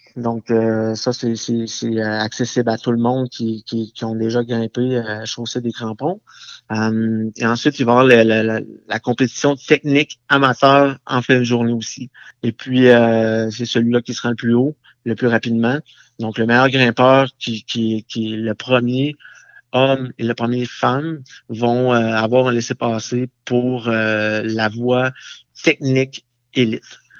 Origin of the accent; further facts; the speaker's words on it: Pont-Rouge, Quebec, Canada; je suis natif de Pont-Rouge